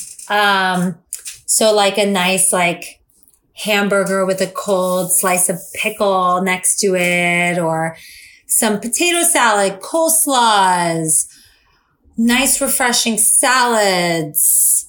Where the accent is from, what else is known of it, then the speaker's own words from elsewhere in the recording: Miami, Florida, United States; moved away; also born or lived in New York; I'm from Miami